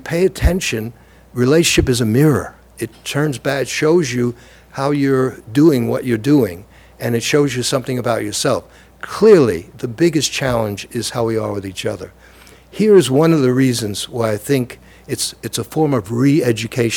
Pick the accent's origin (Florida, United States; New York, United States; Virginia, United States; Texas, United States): New York, United States; New York City; also born or lived in Lower East Side, Manhattan; Growing up in the Lower East Side and then in Brooklyn